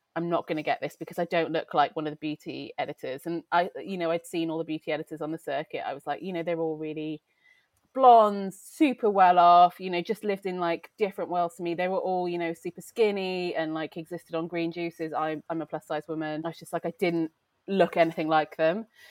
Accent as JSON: {"language": "English", "region": "Wales", "country": "United Kingdom", "tie": "born or raised there", "moved": "as an adult", "lives_now": "London, United Kingdom", "said": "I grew up in Wales, and it's a very strong culture"}